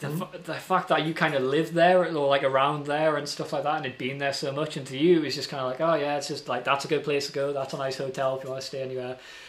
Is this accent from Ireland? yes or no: no; Newcastle, North East England, United Kingdom; oh, we need to put other things in because we're from Newcastle.